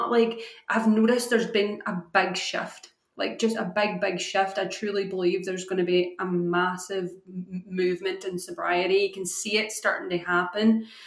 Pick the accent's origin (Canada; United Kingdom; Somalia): United Kingdom; Scotland; also born or lived in Ireland; growing up in Ireland and Scotland, you said your dad's Irish, you know, yeah we grew up, it was just what everybody did.